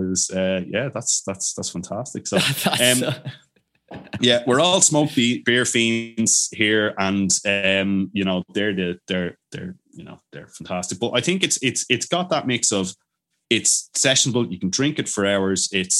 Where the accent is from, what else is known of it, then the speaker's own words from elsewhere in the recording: Bamberg, Bavaria, Germany; I'm from Bamberg in Germany.